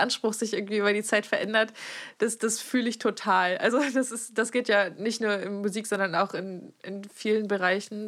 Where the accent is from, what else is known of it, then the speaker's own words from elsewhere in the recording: Friesland, Lower Saxony, Germany; moved away; aus meinem Kaff, wo ich herkomme